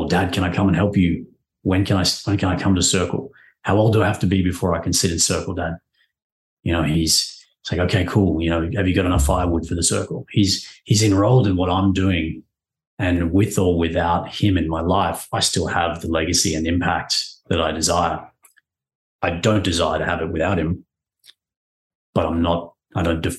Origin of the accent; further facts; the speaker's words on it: Papua New Guinea; I grew up in Papua New Guinea, which was a pretty cool place